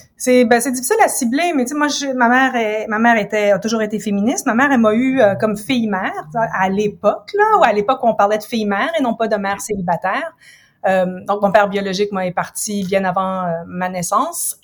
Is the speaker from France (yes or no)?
no; Ottawa, Ontario, Canada; moved away as an adult; also born or lived in United States / England; now in Montreal, Canada; je suis originaire d'Ottawa. En fait, je suis comme franco-ontarienne